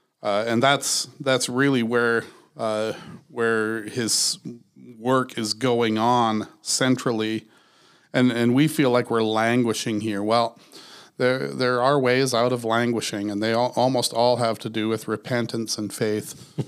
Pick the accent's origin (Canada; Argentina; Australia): Canada; Western Canada; I grew up in evangelicalism in Western Canada